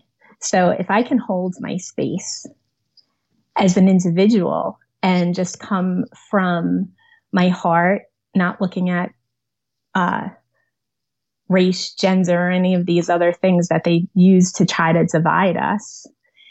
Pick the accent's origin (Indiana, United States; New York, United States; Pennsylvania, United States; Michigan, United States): New York, United States; New York City; now in Manasquan, New Jersey, United States; I was born on Staten Island, suburb of New York City